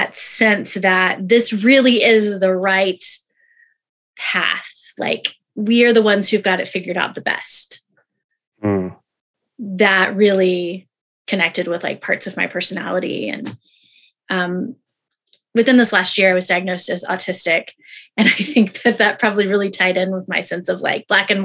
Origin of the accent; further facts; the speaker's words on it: Houston, Texas, United States; I grew up in Houston